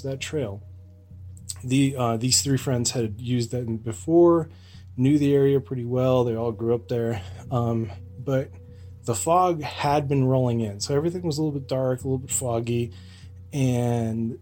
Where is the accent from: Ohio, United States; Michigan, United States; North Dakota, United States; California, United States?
California, United States; Lake Arrowhead; born or raised there; moved away